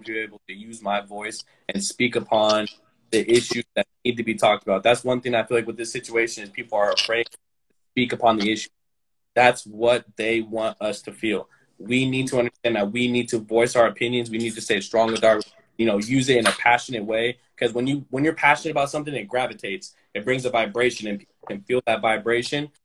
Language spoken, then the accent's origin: English; Sacramento, California, United States; now in Roseville, United States; I was born and raised in Sacramento, California, specifically the Antelope North Highlands area. Um, I, am a resident in Roseville, California